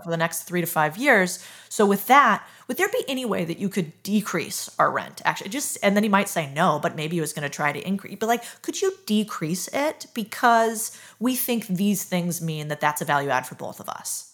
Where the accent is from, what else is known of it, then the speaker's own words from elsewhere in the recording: United States; I'm very American